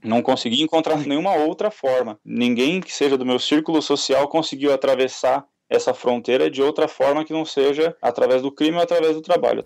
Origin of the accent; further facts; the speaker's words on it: São Paulo, Brazil; eu sou nascido e criado na Zona Oeste de São Paulo